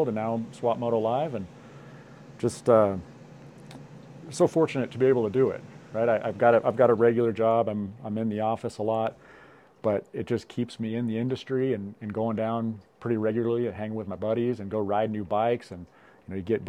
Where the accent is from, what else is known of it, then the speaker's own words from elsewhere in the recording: Bishop, California, United States; I'm from Bishop, California. I've lived here my whole life